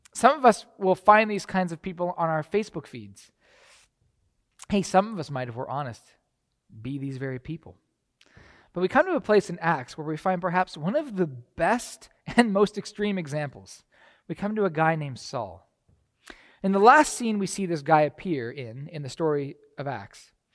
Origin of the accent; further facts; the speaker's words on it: Canada; moved away as an adult; now in United States; I was from Canada